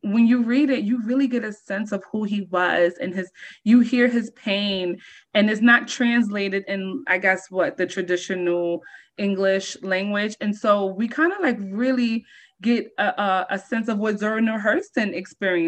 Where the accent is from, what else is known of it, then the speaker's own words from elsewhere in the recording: New York City, New York, United States; also born or lived in Barbados / Harlem, New York City; I was born in Barbados, the West Indies, but I've lived in New York since I was 1 year old. I first in Harlem, and then about for the last 15 years, I've lived in the South Bronx